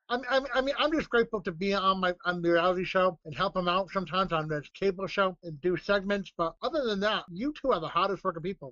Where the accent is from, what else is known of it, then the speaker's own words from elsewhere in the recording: Rhode Island, United States; my home state of Rhode Island, which I am in in now. I'm at my parents' house